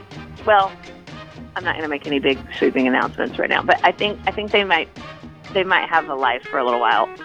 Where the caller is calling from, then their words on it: Charleston, South Carolina, United States; I'm calling you from Charleston.